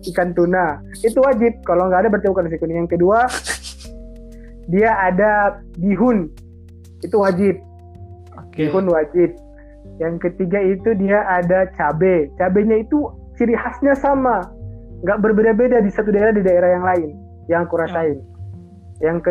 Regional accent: Manado, North Sulawesi, Indonesia; Sangat recommended banget kalau kamu datang ke daerah saya itu mencoba dabu-dabu atau sambal, sambal sambalnya Manado. Itu kan dabu-dabu itu sambal Manado.

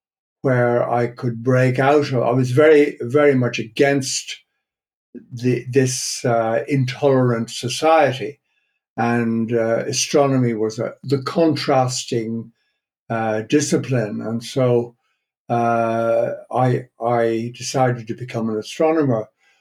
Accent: Ireland; moved away as an adult; also born or lived in Dublin / Jodrell Bank, England; now in Netherlands; I was born and brought up in Ireland.

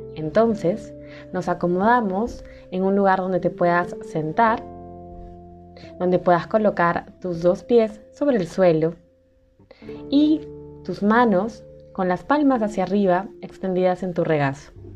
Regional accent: Peru; en mi país, Perú

